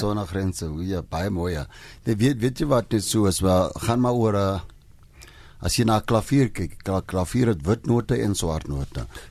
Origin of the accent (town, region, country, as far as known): South Africa